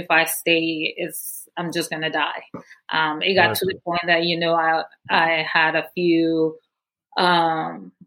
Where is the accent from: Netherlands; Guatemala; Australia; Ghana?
Guatemala; Guatemala City, Guatemala Department; moved away; I was born and raised in Guatemala City